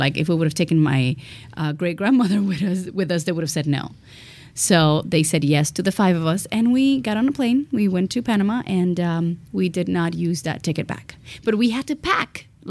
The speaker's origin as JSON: {"language": "English", "country": "Cuba", "tie": "born or raised there", "moved": "yes", "said": "We escaped, because you don't leave Cuba, you escape."}